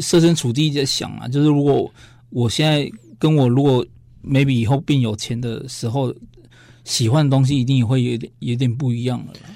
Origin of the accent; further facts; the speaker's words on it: Taiwan; 我们台湾人